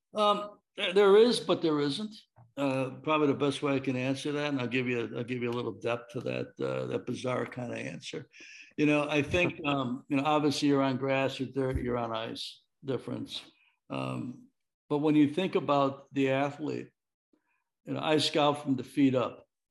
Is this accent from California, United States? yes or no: no; Chicago, Illinois, United States; I'm from Chicago